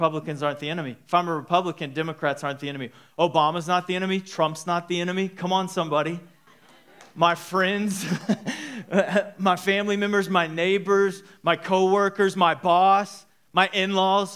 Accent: Dallas, Texas, United States; moved away as an adult; now in Midland, United States; We're from Dallas-Fort Worth, so my parents live there, her parents live there.

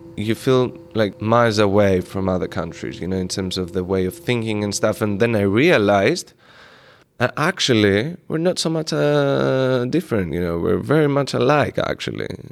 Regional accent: Greece; moved away; when I was a teenager, I grew up in Greece

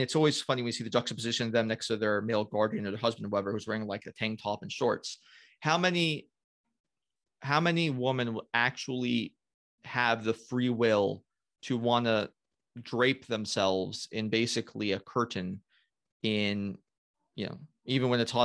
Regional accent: United States; I am an American

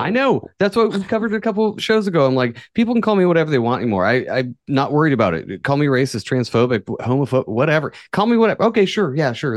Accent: far northern California, United States; This is in my hometown. This is northern, far northern California where everybody's a fucking redneck

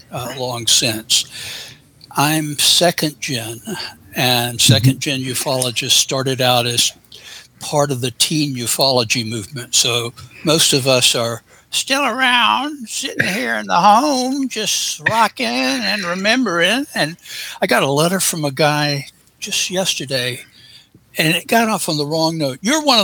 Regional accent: Augusta, Georgia, United States; now in Atlanta, United States; because I were just a kid and hadn't even lost my accent back then. And coming from Augusta, Georgia, that is quite an accomplishment.

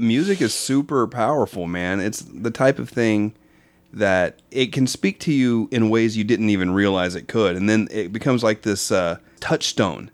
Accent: Norman, Oklahoma, United States; moved away as an adult; also born or lived in Dallas, Texas; I grew up in Norman, Oklahoma.

